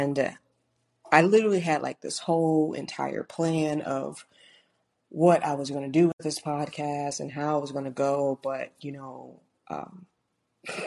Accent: St. Louis, Missouri, United States; moved away; I was born in St. Louis, Missouri. That's where my family is from, my mom and my dad

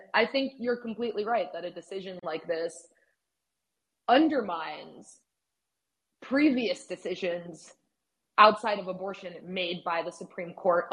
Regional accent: Mexico; also born or lived in United States; I am also from Mexico

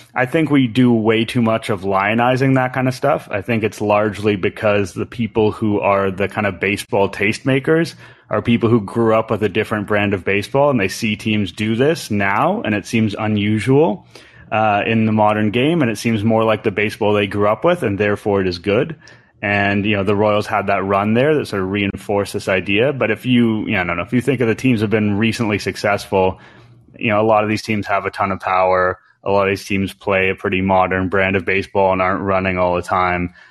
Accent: Canada

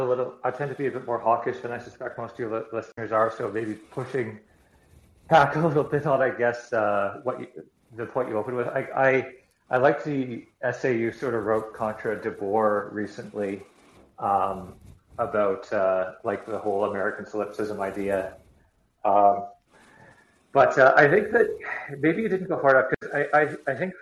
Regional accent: Western Canada, Canada; I grew up in Western Canada

